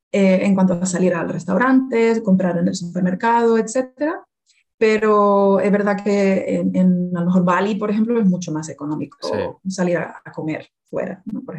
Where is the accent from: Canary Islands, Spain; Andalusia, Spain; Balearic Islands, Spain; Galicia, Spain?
Canary Islands, Spain; Las Palmas de Gran Canaria; Por ejemplo, yo soy de Las Palmas de Gran Canaria.